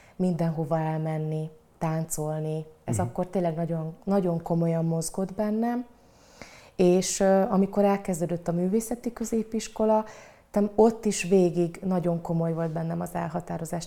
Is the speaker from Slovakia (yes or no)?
no; Cégénydányád, Szabolcs-Szatmár-Bereg, Hungary; also born or lived in Satu Mare, Romania / Fehérgyarmat, Hungary; A faluban, ahol felnőttem, ez Cégénydányád